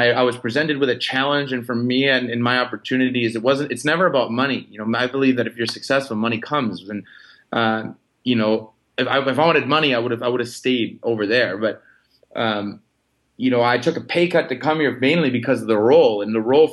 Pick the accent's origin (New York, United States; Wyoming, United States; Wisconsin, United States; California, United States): Wisconsin, United States; moved away as an adult; also born or lived in Vancouver; I'm a kid from Wisconsin